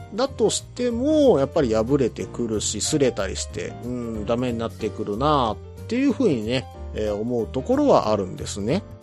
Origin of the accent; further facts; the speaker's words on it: Hyogo, Japan; 私兵庫県民